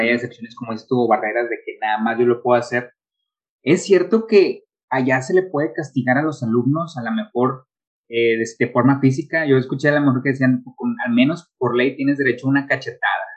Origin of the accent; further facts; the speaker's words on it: Monterrey, Nuevo León, Mexico; somos de Monterrey